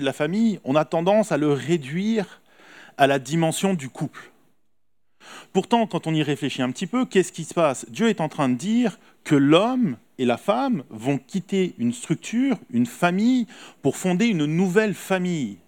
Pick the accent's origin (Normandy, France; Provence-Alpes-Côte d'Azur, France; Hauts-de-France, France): Provence-Alpes-Côte d'Azur, France; Nice; nous, en tant que Niçois